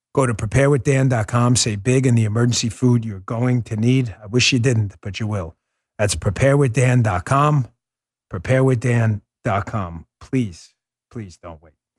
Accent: New York City, New York, United States; moved away; I grew up in New York City

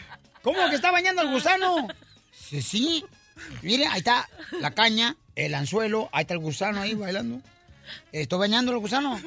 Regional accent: Autlán, Jalisco, Mexico; moved away; de Cotlán, Jalisco, de mi tierra natal

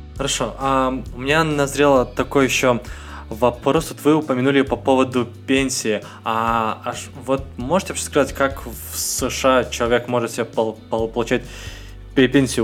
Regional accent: Russia; also born or lived in Magnitogorsk, Chelyabinsk Oblast; я из России

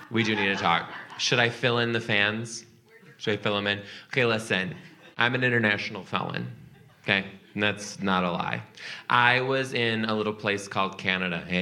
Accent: Rhode Island, United States; I'm from Rhode Island.

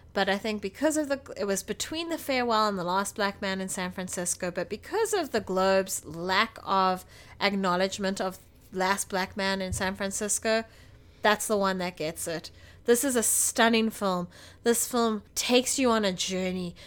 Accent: South Africa; we're South African

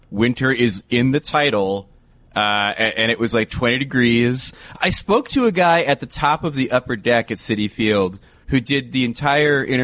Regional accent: New York City, New York, United States; from New York City, a senior NHL writer

